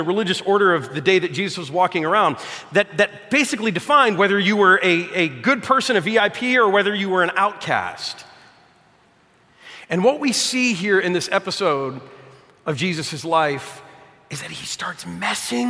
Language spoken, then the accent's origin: English; Detroit, Michigan, United States; I'm from Detroit